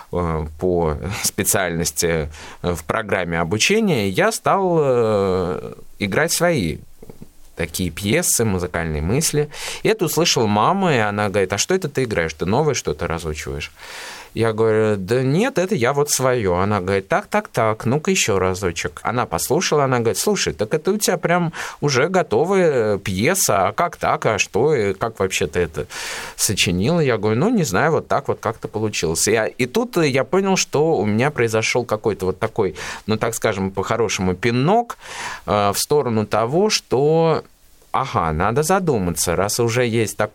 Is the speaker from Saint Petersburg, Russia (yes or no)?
no; Ulyanovsk, Ulyanovsk Oblast, Russia; Родился я в городе Ульяновске в 1992 году. Это мой родной город. Здесь я получил полное фундаментальное образование.